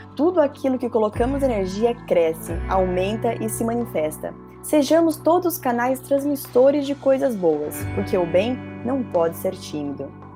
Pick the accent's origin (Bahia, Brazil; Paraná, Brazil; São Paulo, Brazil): São Paulo, Brazil; moved away as an adult; now in London, United Kingdom; sou de São Paulo